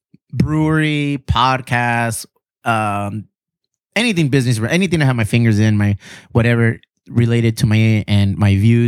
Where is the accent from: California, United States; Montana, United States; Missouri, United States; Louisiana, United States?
California, United States; Chula Vista; Chula Vista, West Side Chula Vista.